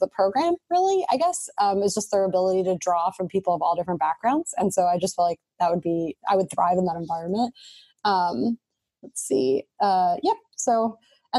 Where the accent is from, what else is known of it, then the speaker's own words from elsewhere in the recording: Midwest, United States; I'm born and raised in the Midwest